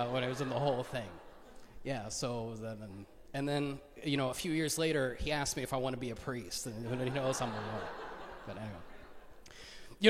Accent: Duluth, Georgia, United States; I grew up in Duluth

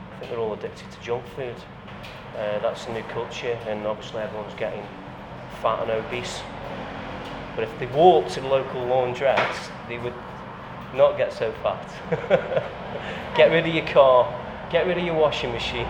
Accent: Fenton, West Midlands, United Kingdom; also born or lived in Stoke-on-Trent; I was born in Fenton

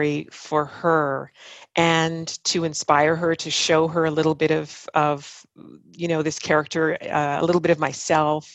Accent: Ottawa, Ontario, Canada; these sights and sounds and smells of my hometown

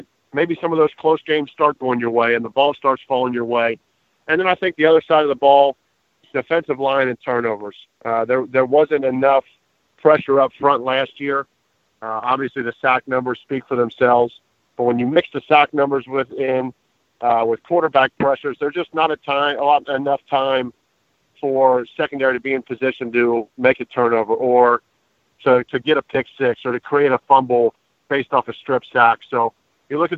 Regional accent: Cincinnati, Ohio, United States; my hometown

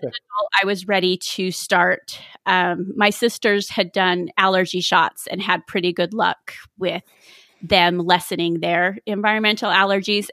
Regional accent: South Jordan, Utah, United States; I grew up in South Jordan, Utah.

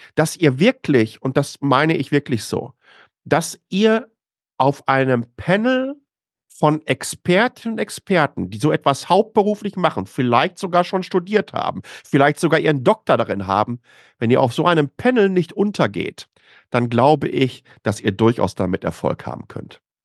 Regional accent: Waltrop, North Rhine-Westphalia, Germany; moved away as an adult; now in Taiwan; Ich bin im Ruhrgebiet groß geworden, im östlichen Ruhrgebiet, in, in Waltrop, äh, zur Schule gegangen

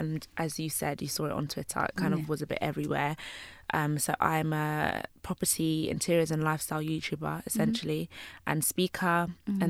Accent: London, United Kingdom; Well, I'm a Caribbean girl. {S0} Mm-hmm. {S1} I'm from London, but I'm from Jamaica.

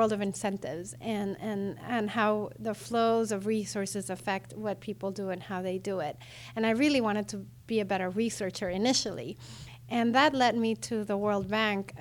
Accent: Venezuela; moved away as an adult; I come from Venezuela

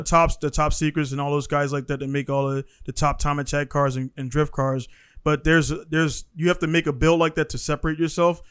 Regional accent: Baltimore, Maryland, United States; moved away as an adult; now in Japan; I come from Baltimore City. Uh, Baltimore City schools, public systems

